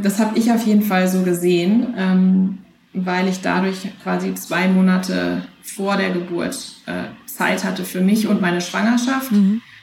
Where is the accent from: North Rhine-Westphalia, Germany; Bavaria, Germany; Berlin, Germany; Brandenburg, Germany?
North Rhine-Westphalia, Germany; Münster; moved away as an adult; now in San Francisco, United States; Münster, wo ich herkomme